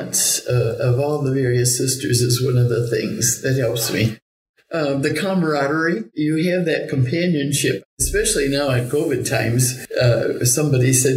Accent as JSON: {"language": "English", "town": "Mendota", "region": "Illinois", "country": "United States", "tie": "born or raised there", "also_born_or_lived": "Chicago", "said": "Mendota. I was raised on a farm, but the closest town was Mendota, Illinois"}